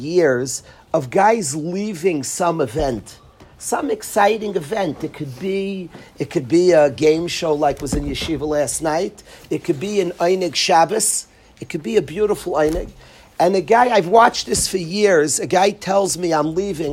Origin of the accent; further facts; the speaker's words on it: United States; I come from America